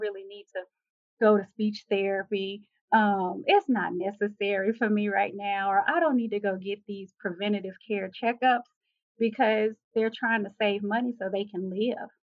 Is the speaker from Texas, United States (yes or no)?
yes; Texas, United States; moved away; also born or lived in Hawaii; I'm from Texas.